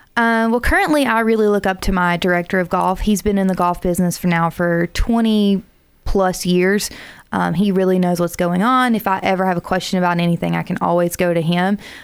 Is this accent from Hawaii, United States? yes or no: no; South Alabama, United States; now in Huntsville, United States; I'm originally from South Alabama